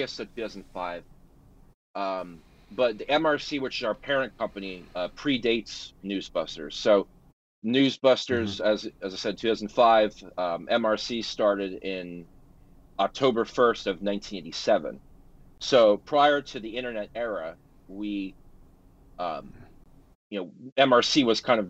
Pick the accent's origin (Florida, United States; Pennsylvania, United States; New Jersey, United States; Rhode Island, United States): New Jersey, United States; my home state of New Jersey